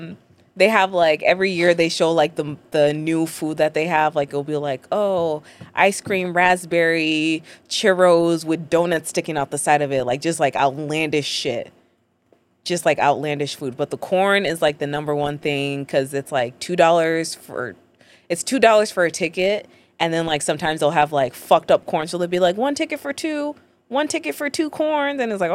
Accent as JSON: {"language": "English", "town": "Brooklyn Park", "region": "Minnesota", "country": "United States", "said": "I'm from St. Paul. Not St. Paul, Minneapolis, a suburb, Brooklyn Park."}